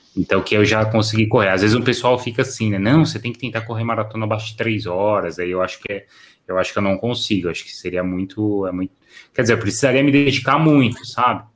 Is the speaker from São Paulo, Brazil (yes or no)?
yes; São Paulo, Brazil; Eu sou de São Paulo